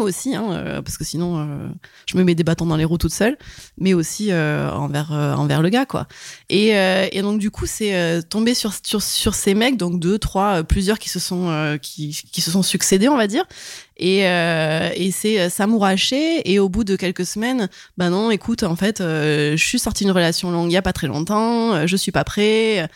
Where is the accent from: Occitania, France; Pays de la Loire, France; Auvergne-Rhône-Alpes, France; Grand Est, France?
Occitania, France; Montpellier; j'ai 31 ans et je viens de Montpellier